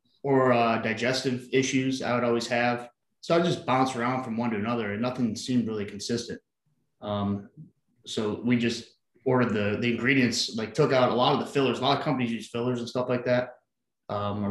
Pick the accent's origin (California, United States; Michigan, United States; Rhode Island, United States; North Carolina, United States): Michigan, United States; Canton; I'm originally from Canton, Michigan